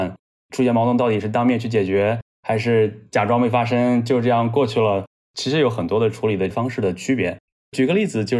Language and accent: Chinese; China; 他们阿拉伯人听到我是中国人的时候，总会给到我各种各样的优待。